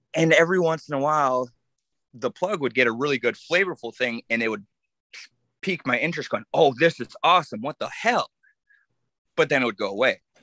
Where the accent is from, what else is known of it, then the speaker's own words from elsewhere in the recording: Saginaw, Michigan, United States; I grew up in Saginaw